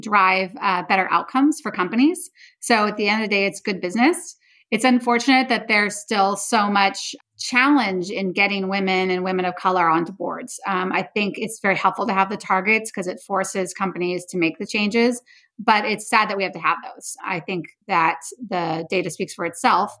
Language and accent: English; the Bay Area, California, United States; I grew up in the Bay Area